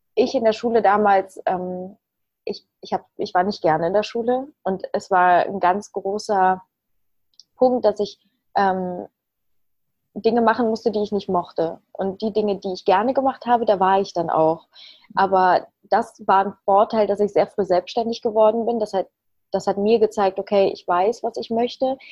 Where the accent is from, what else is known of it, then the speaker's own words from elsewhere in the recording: Leverkusen, North Rhine-Westphalia, Germany; also born or lived in Ukraine; in Leverkusen Obladen, da wo ich herkomme